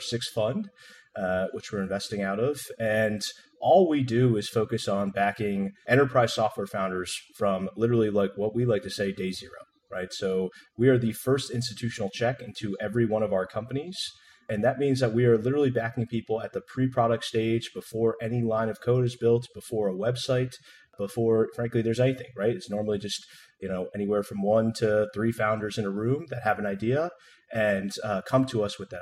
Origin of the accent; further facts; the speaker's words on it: New Jersey, United States; moved away as an adult; also born or lived in San Francisco; I grew up in New Jersey